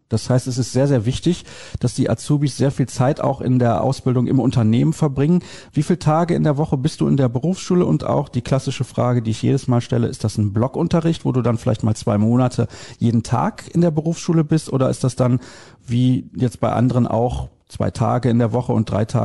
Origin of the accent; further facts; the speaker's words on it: Solingen, North Rhine-Westphalia, Germany; Ich komme, ich sag's irgendwie in jeder Sendung, ich weiß auch nicht warum, ich komme aus Solingen.